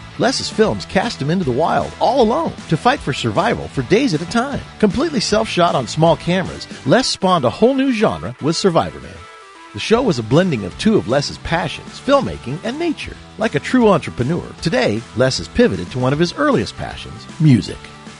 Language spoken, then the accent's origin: English; Grants Pass, Oregon, United States; Today we're in beautiful Grants Pass, Oregon, my hometown